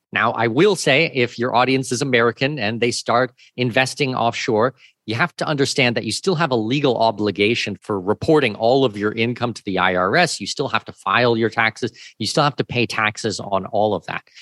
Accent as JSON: {"language": "English", "region": "Southwestern Ontario", "country": "Canada", "tie": "born or raised there", "also_born_or_lived": "Australia / Singapore / New Zealand / Middle East", "moved": "as an adult", "lives_now": "Panama City, Panama", "said": "I'm from Southwestern Ontario, uh, born and raised Canadian, but I have been living overseas for going on twenty-three years now."}